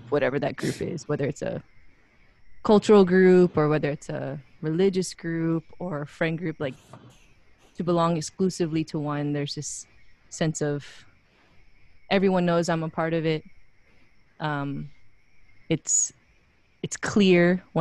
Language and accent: English; Wailuku, Hawaii, United States; moved away as an adult; also born or lived in Pasadena, California; now in Portland, United States; I'm from Waluku, Maui. I was actually born in Pasadena, California